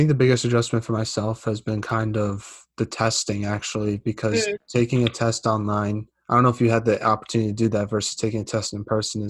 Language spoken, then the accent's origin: English; Boston, Massachusetts, United States; I'm from Boston